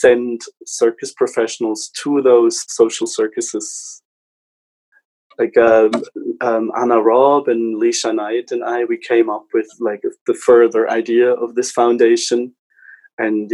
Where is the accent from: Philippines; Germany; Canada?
Germany; moved away as an adult; also born or lived in Switzerland; I come originally from Germany and worked a while in Switzerland for management consulting companies